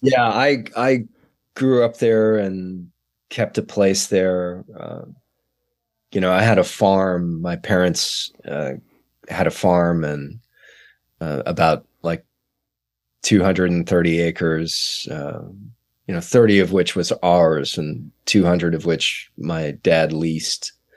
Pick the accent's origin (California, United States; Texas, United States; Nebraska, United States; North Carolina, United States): Texas, United States; San Antonio; moved away; San Antonio, Texas, which is my hometown